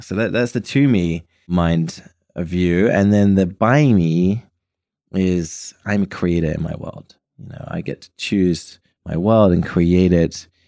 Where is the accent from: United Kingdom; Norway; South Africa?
United Kingdom; I'm British